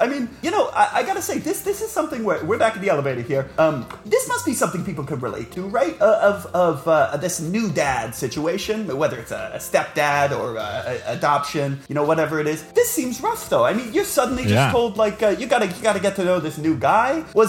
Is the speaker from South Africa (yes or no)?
yes; South Africa; now in United States; I'm originally from South Africa, so I have a little bit of an accent. But mostly it's sort of I've been living in the States for a long time, so it's a little bit of a blend.